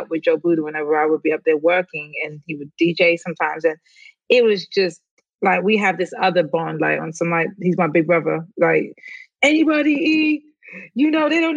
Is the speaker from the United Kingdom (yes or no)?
yes; London, United Kingdom; moved away; I grew up in London, like West London, like in the middle, like 10 minutes from Central, like London